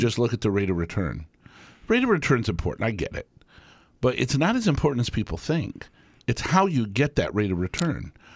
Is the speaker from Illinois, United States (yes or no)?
no; Tucson, Arizona, United States; now in Wisconsin, United States; I grew up in Tucson, Arizona, and we had snowbirds all around.